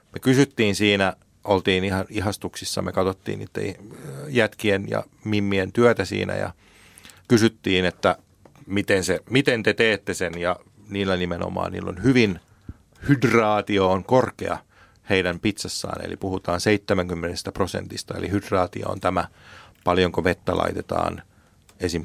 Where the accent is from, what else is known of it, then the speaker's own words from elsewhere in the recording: Finland; me ollaan Suomesta